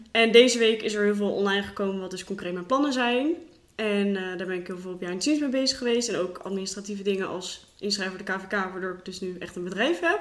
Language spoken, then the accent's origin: Dutch; Rotterdam, South Holland, Netherlands; moved away as an adult; now in Gorinchem, Netherlands; ik kom eigenlijk uit Rotterdam